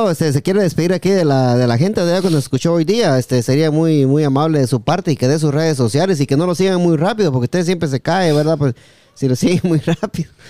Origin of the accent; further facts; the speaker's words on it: Guatemala; en Guatemala también a Recho le decimos